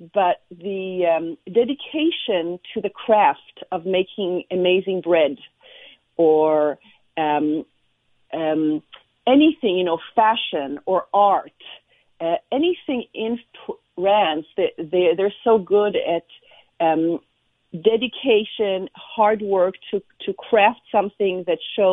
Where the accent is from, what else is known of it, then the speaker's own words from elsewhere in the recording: Israel; I was born and raised in Israel